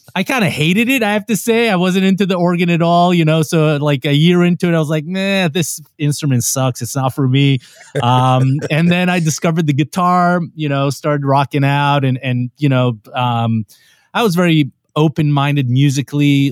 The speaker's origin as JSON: {"language": "English", "country": "Israel", "tie": "born or raised there", "also_born_or_lived": "New York, United States", "moved": "as an adult", "lives_now": "Los Angeles, United States", "said": "growing up in Israel, you have to do the whole military thing"}